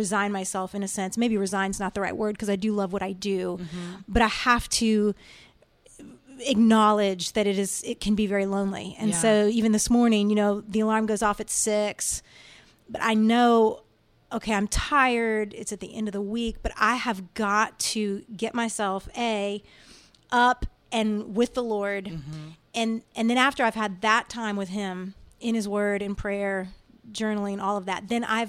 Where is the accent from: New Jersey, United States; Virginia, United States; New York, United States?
Virginia, United States; Washington, D.C. area; moved away as an adult; now in Nashville, United States; I grew up in the Washington, D.C. area, actually in Virginia